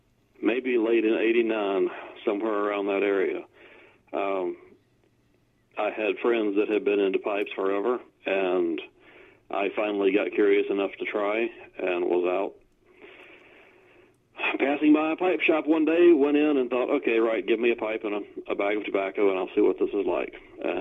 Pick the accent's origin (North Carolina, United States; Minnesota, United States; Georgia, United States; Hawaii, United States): North Carolina, United States; Welcome; Welcome, North Carolina. And, yes, it really is named that.